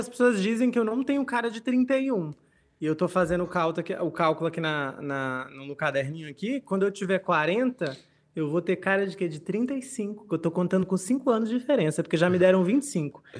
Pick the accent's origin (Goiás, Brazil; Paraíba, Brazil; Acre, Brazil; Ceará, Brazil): Acre, Brazil; Rio Branco; moved away; also born or lived in Rio Grande do Norte; Rio Branco, capital do Acre, eu não sou acreano, mas morei lá durante 18 anos da minha vida